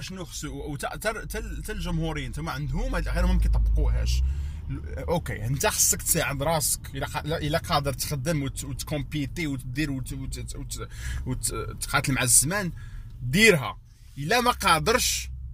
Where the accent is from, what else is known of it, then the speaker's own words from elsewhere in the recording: Morocco; now in United States; عندنا في المغرب